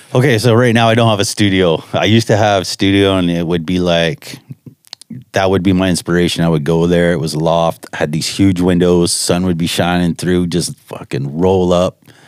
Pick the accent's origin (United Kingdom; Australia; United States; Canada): Canada; Chatham, Ontario; I grew up in Chatham, Ontario